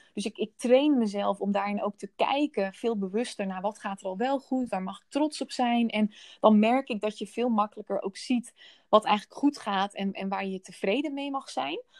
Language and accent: Dutch; Netherlands; merkte ik dat ik nog heel Nederlands daarin was